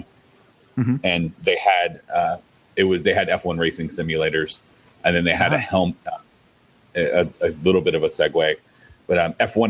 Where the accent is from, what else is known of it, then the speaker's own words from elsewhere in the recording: the South, United States; I'm from the South